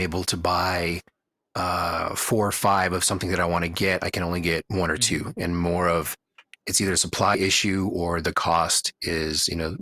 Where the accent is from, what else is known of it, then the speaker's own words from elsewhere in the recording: Houston, Texas, United States; moved away as an adult; now in Reno, United States; the lack of food variety that I'm used to from having been or growing up in Houston.